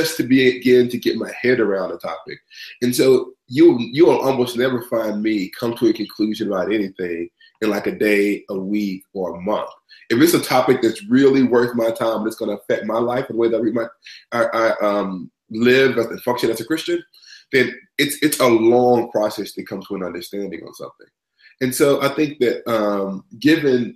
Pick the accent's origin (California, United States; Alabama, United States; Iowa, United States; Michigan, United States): Alabama, United States; Huntsville; now in Rochester, United States; I'm from Huntsville, Alabama. I was raised in the Black Baptist Church in the South.